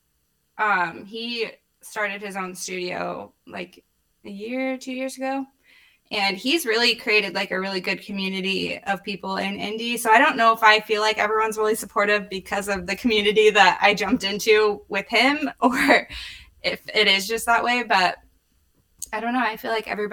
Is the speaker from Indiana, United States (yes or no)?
yes; Indianapolis, Indiana, United States; I was born in Indianapolis. I lived in the city until I was 8. We moved to a suburb and I like went through high school there